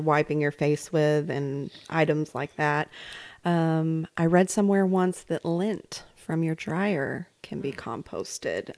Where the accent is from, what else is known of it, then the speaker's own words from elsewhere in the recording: New York, United States; moved away; also born or lived in Central Arkansas; I grew up in New York